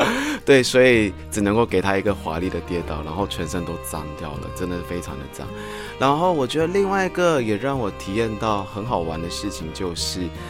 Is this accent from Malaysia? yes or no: yes; Malaysia; moved away as an adult; now in Taiwan; 我来自马来西亚，目前定居在台湾已经有十三年的时间